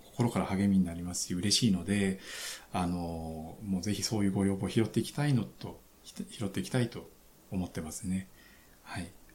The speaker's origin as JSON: {"language": "Japanese", "town": "Mobara", "region": "Chiba", "country": "Japan", "tie": "born or raised there", "moved": "yes", "said": "僕、千葉の茂原市っていう本当超ど田舎の出身なんですけど"}